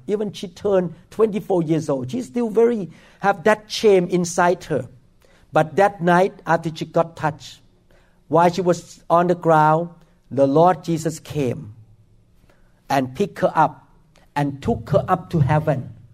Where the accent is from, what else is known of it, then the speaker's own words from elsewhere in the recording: Thailand; now in Seattle, United States; I grew up in Thailand